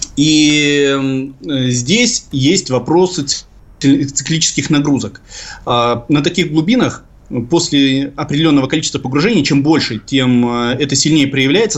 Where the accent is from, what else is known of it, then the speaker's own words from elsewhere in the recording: Severodvinsk, Arkhangelsk Oblast, Russia; в моем родном городе Северодвинске